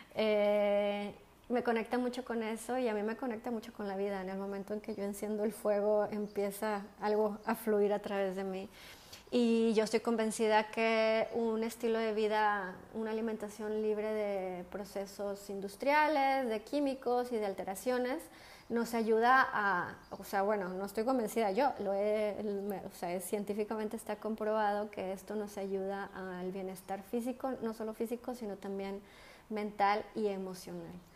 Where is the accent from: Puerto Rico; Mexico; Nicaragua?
Mexico; moved away as an adult; also born or lived in London; now in Spain; yo soy una mexicana que vive en España. llevo aquí viviendo casi 11 años y antes viví 5 años en Londres